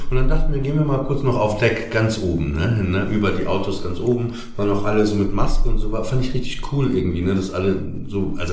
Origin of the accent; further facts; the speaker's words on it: Papenburg, Lower Saxony, Germany; accent: Norddeutsch; ich komme aus Papenburg, ne? da redet man ja nicht so wie in Hamburg